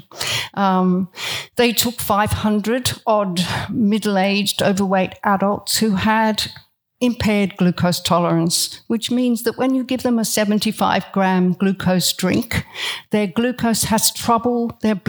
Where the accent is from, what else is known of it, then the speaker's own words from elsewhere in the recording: Australia; I am Australian and very proud to be Australian